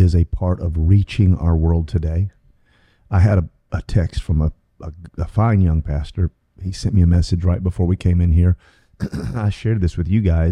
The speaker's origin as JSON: {"language": "English", "town": "Durham", "region": "North Carolina", "country": "United States", "said": "I'm from Durham, North Carolina"}